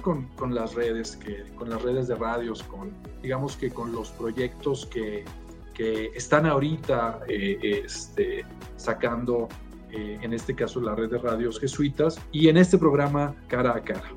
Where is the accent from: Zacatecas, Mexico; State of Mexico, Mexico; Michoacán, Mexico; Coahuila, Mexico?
Coahuila, Mexico; Torreón; moved away as an adult; now in Mexico City, Mexico; soy de una eh, ciudad, ahí fue donde crecí, llamada Torreón